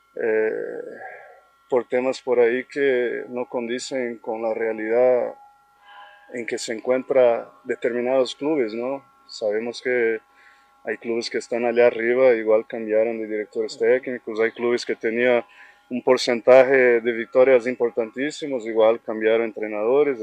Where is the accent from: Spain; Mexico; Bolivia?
Bolivia; como todo boliviano